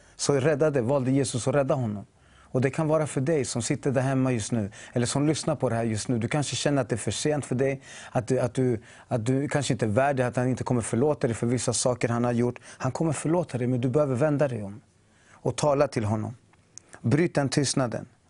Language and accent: Swedish; Chile; now in Sweden; jag är från Chile mm. ursprungligen